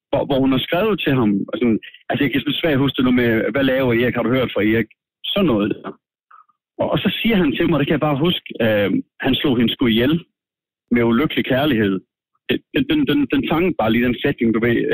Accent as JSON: {"language": "Danish", "country": "Denmark", "said": "Jeg kommer fra Danmark"}